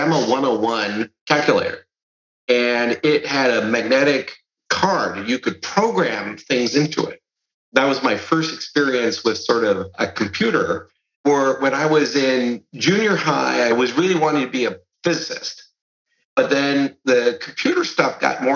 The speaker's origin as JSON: {"language": "English", "town": "Fresno", "region": "California", "country": "United States", "tie": "born or raised there", "first_language": "Serbian", "second_language": "English", "said": "I grew up on a farm in the Central Valley on the outskirts of Fresno."}